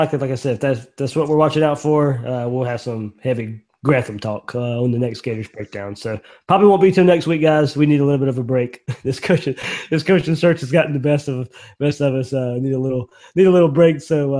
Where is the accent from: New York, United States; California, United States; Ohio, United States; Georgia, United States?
Georgia, United States; Blackshear; my hometown in Blackshear, Georgia